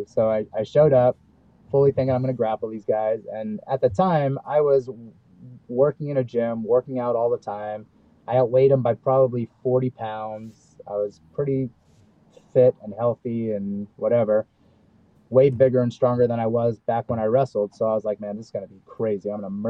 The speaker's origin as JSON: {"language": "English", "town": "Brooklyn", "region": "New York", "country": "United States", "tie": "born or raised there", "said": "Because growing up in Brooklyn, man, I was fighting kids when I was 4 years old. Like, it's in our blood. Like, we were just, you know, growing up in New York in the late 70s, early 80s"}